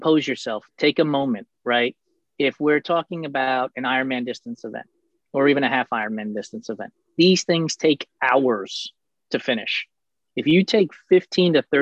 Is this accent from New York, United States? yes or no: yes; New York City, New York, United States; As a kid growing up in New York and in and around New York City